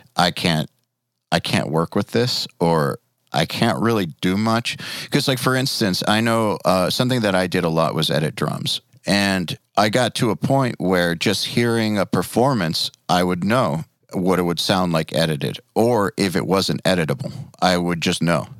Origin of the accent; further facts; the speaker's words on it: Atlanta, Georgia, United States; We're from Atlanta